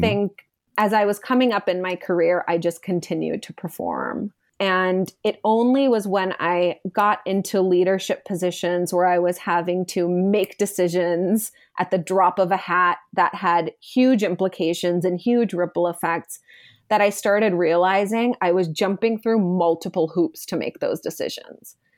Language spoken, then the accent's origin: English; India; my Indian upbringing